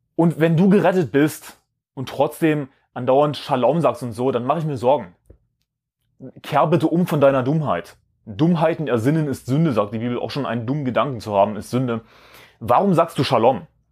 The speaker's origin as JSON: {"language": "German", "country": "Germany", "said": "als Deutsche"}